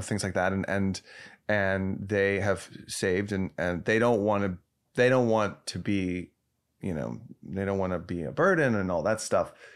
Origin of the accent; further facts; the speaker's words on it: Dallas, Texas, United States; moved away; I was from a suburb of Dallas